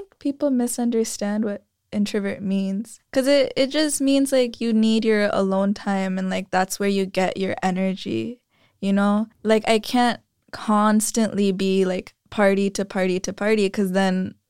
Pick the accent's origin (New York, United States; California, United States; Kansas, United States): California, United States; San Jose; also born or lived in Vallejo; No, so I'm from San Jose, Vallejo, and then here.